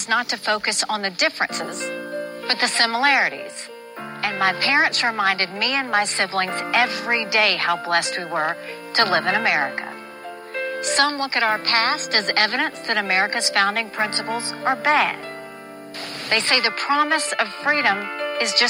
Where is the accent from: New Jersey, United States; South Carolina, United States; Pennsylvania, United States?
South Carolina, United States; I was born and raised in South Carolina